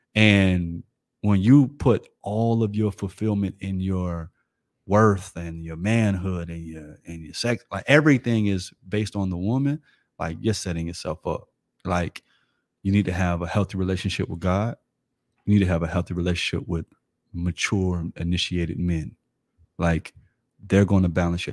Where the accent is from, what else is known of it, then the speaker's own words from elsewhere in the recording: Florida, United States; I'm from Florida.